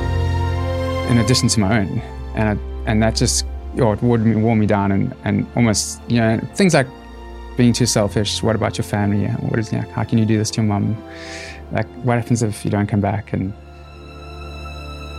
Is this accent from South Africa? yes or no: yes; Cape Town, Western Cape, South Africa; I'm Cape Town born and bred.